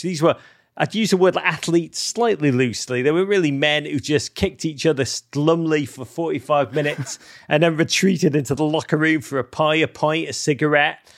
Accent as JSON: {"language": "English", "town": "Liverpool", "region": "North West England", "country": "United Kingdom", "tie": "born or raised there", "said": "growing up in Liverpool"}